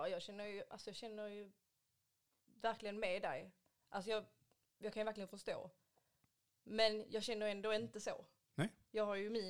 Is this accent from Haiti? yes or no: yes; Haiti; now in Sweden; oh, Gud, jag är från Haiti